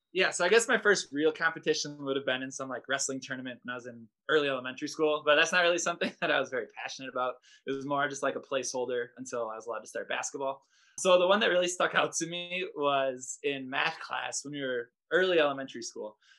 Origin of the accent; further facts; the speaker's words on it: Reedsburg, Wisconsin, United States; I grew up in Reedsburg, Wisconsin